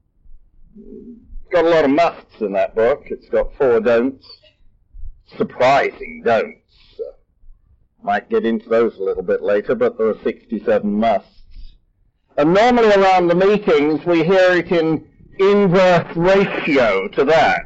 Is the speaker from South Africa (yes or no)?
no; England, United Kingdom; now in United States; I'm English by birth